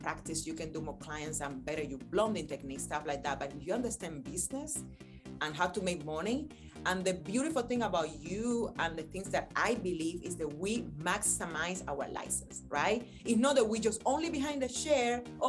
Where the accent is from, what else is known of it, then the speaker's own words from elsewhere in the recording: Miami, Florida, United States; And on top of that, I'm from Miami. I'm from Florida.